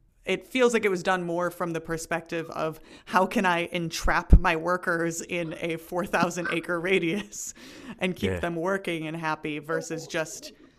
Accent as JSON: {"language": "English", "country": "United States", "said": "me as an American"}